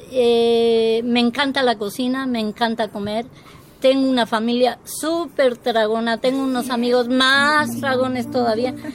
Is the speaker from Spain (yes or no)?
yes; Spain; also born or lived in Guadalajara, Mexico; now in Veracruz, Mexico; yo vengo de un territorio que es el, eh, eh, la madre patria, que, de madre no tiene nada, esto, en la cual la gente es muy regionalista